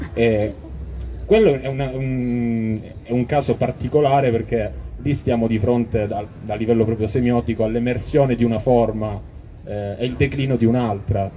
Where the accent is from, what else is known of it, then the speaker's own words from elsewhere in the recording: Calabria, Italy; in quanto calabresi, in quanto, eh, persone che vivono nel sud Italia.